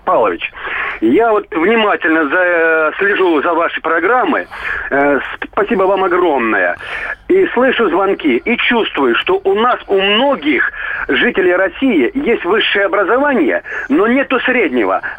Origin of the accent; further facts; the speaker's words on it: Donetsk, Donetsk Oblast, Ukraine; now in Rostov-on-Don, Russia; я сам из Украины, из Донецка. Ну, уехал вот э, в Ростов Э, достаточно давно.